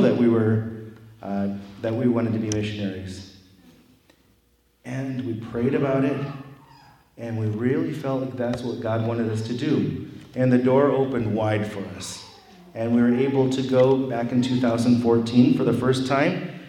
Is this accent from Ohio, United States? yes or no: yes; Wauseon, Ohio, United States; I'm from Wauseon, Ohio, only an hour away from here.